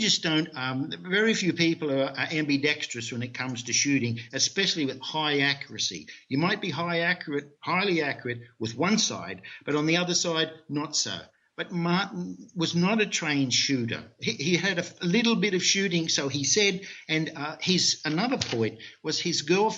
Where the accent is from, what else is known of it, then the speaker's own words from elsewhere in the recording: Australia; moved away; also born or lived in North America / Europe; I'm originally from Australia